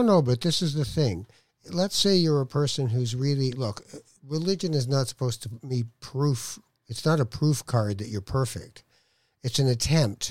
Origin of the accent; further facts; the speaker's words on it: Tangier, Tanger-Tetouan-Al Hoceima, Morocco; I'm from Tangier